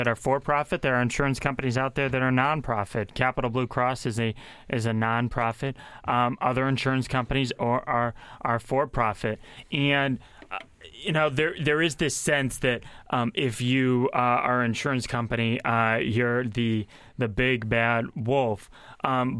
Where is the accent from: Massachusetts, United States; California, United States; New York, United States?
Massachusetts, United States; now in Pennsylvania, United States; Massachusetts, my home state